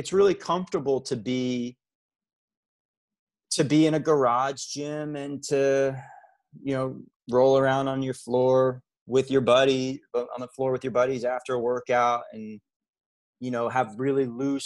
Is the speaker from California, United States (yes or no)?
no; New York, United States; it's kind of part of my fiber as a New Yorker